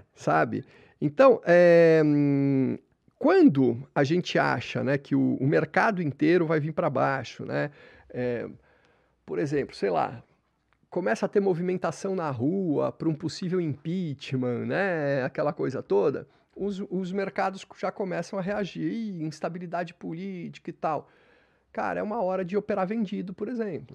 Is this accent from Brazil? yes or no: yes; São Paulo, Brazil; Eu lembro quando eu era criança pequena, aqui em São Paulo